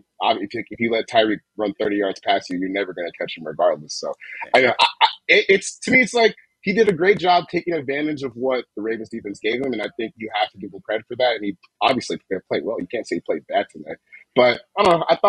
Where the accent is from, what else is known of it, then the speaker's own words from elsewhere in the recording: Delaware, United States; It's a nice beach. I'm from Hoga Beach. Kind of cool.